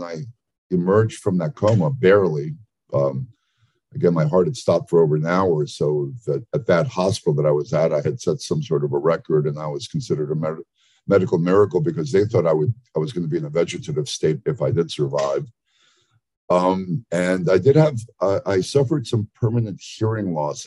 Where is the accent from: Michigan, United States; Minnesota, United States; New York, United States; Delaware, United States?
New York, United States; I was raised in New York, the son of Greek immigrants